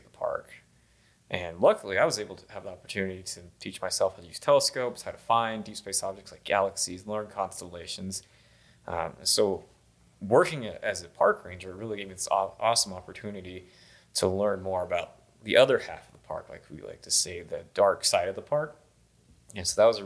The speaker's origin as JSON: {"language": "English", "region": "Colorado Plateau", "country": "United States", "tie": "born or raised there", "said": "growing up in the Colorado Plateau and working in the Colorado Plateau"}